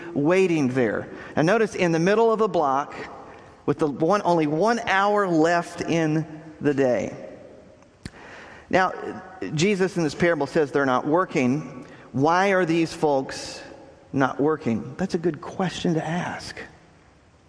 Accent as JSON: {"language": "English", "region": "Texas", "country": "United States", "tie": "born or raised there", "moved": "yes", "said": "I grew up in Texas"}